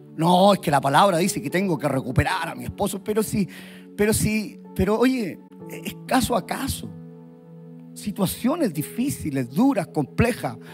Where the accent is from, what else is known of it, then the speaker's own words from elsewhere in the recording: Puente Alto, Santiago Metropolitan Region, Chile; soy chileno, puente altino